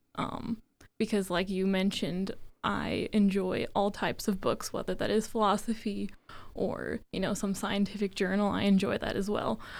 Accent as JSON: {"language": "English", "region": "Indiana", "country": "United States", "said": "I'm from Indiana."}